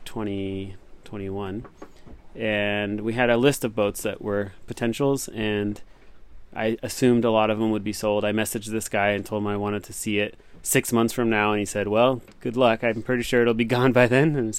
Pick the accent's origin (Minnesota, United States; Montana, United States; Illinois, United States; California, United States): California, United States; Los Angeles; moved away as an adult; now in Japan; I'm from Los Angeles.